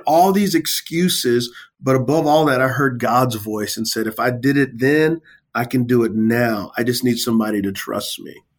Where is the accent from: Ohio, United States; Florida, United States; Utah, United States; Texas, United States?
Texas, United States; San Antonio; I come from San Antonio, Texas. Uh, I grew up in the hood.